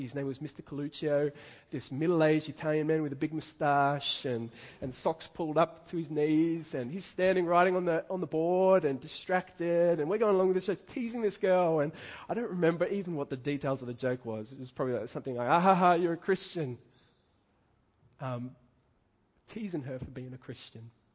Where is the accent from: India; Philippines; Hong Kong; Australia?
Australia; Dapto, New South Wales; growing up in Dapto